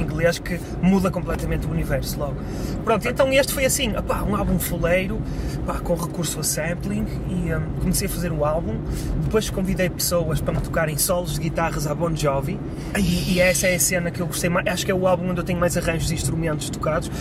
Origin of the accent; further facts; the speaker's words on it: Vila Nova de Gaia, Norte, Portugal; aqui na minha terra